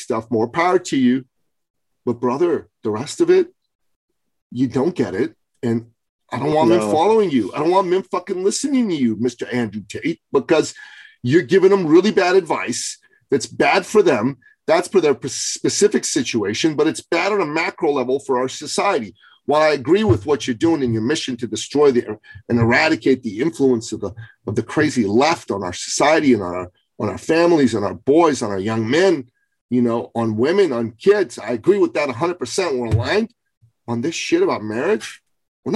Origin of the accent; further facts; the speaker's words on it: Iran; moved away; I'm from Iran